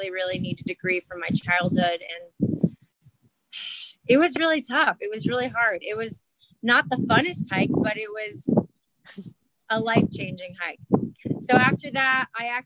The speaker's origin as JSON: {"language": "English", "town": "Miami", "region": "Florida", "country": "United States", "also_born_or_lived": "East Tennessee", "moved": "as an adult", "said": "I'm from Miami, Florida"}